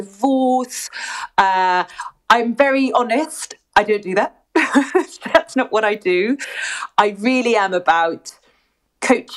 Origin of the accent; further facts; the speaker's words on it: Surrey, near Twickenham, South East England, United Kingdom; now in St Albans, United Kingdom; I was born and bred in the UK in Surrey, near Twickenham.